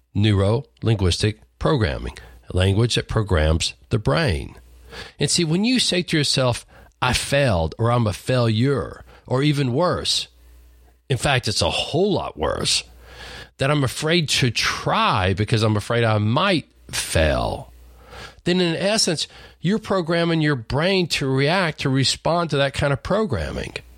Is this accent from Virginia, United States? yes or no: no; Lubbock, Texas, United States; a redneck farm boy growing up in Lubbock, Texas